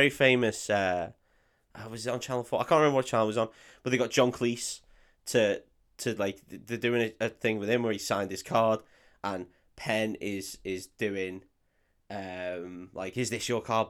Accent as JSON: {"language": "English", "country": "United Kingdom", "said": "I'm too British"}